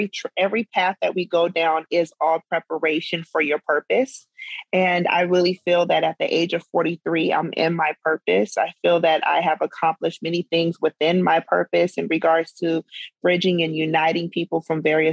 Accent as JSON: {"language": "English", "region": "Arizona", "country": "United States", "tie": "born or raised there", "also_born_or_lived": "South Dakota", "moved": "yes", "lives_now": "Atlanta, United States", "said": "growing up in Arizona"}